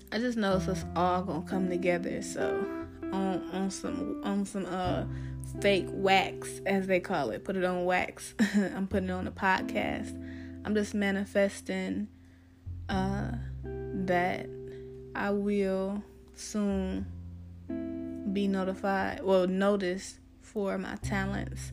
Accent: Ohio, United States; moved away as an adult; now in Atlanta, United States; I'm originally from Ohio

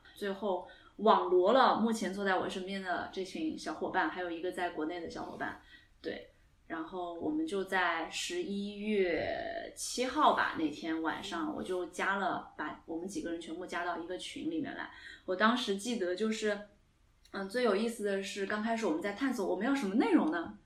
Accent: Singapore; accent: Singlish; now in United Kingdom; 我是在新加坡长大的，所以我算是海外华人

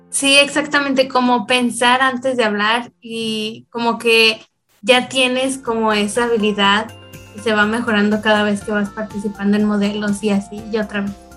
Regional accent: Guanajuato, Mexico; soy de Guanajuato, México

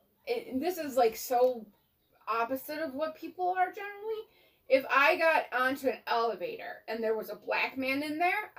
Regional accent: Detroit, Michigan, United States; moved away; I grew up in Detroit around a Muslim...

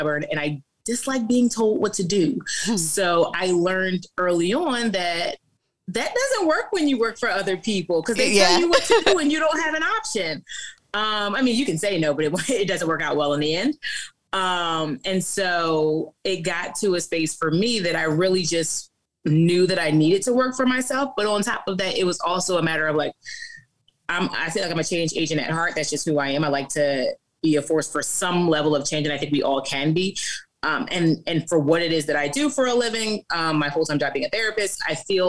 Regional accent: New Jersey, United States; moved away as an adult; now in Richmond, United States; I'm a Jersey girl. So I'm from Jersey. I'm a Jersey girl through and through. And I lived there majority of my life until about 08 when I came to Virginia

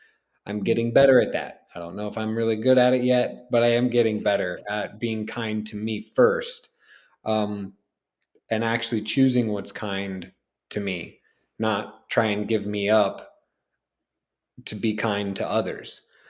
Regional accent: Kansas, United States; also born or lived in Chicago; people might think that because I grew up some in Kansas that I was like around horses, but I wasn't.

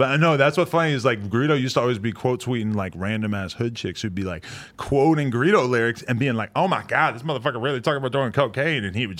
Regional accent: United States; moved away; Right outside Boston, New Hampshire.

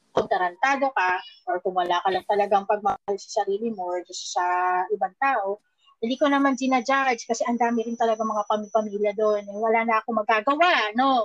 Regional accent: Philippines; being a Filipino

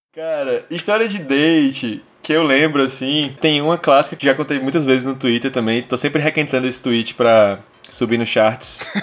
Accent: Fortaleza, Ceará, Brazil; sou um cara nascido e criado em Fortaleza

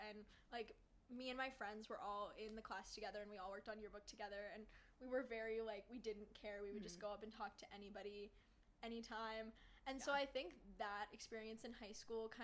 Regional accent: State College, Pennsylvania, United States; born or raised there

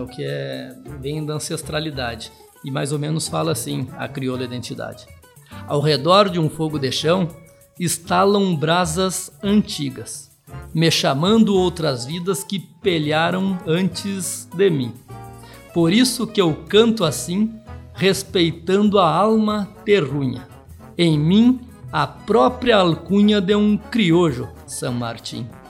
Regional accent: Santa Maria, Rio Grande do Sul, Brazil; moved away; also born or lived in Tocantins / Goiás; sou natural de Santa Maria

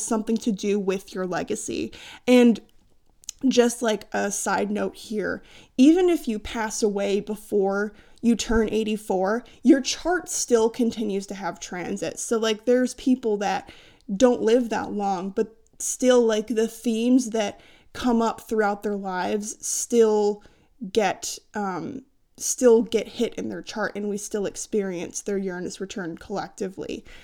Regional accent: United States

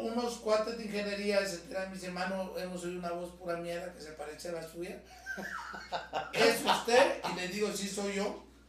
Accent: Guatemala; vengo de una familia de comerciantes, de marchantes, como les decimos en Guatemala

